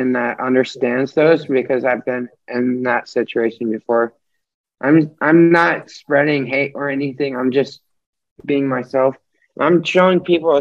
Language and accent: English; Norwalk, United States; I'm 19 and I'm from Norwalk